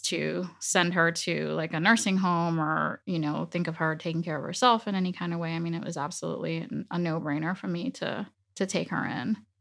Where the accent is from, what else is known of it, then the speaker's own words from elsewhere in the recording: Dominican Republic; first language Spanish; English is a second language; moved away; also born or lived in United States; my father took me down to the Dominican Republic and I was raised there